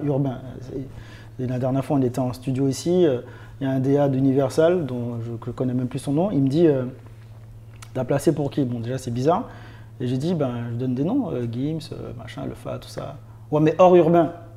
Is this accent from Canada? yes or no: no; Martinique; moved away; also born or lived in France (born) / Nice / Paris; je viens de Martinique, petite île, petit quartier.